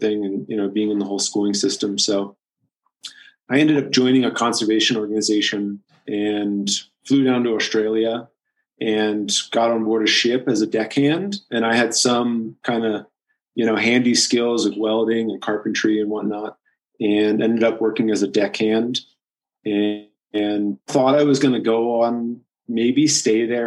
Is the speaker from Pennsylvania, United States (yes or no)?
yes; West Chester, Pennsylvania, United States; moved away as an adult; also born or lived in New York City; I'm from a small town outside of Philadelphia, Pennsylvania.